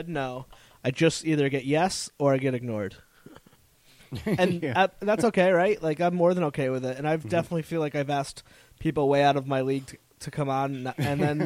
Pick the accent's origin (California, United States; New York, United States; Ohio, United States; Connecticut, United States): Connecticut, United States; now in Providence, United States; I grew up in Connecticut, so I didn't grow up in this area